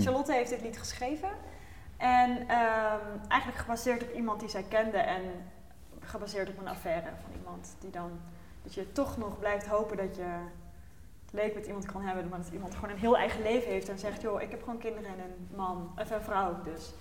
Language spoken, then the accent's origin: Dutch; North Brabant, Netherlands; ik kom uit Brabant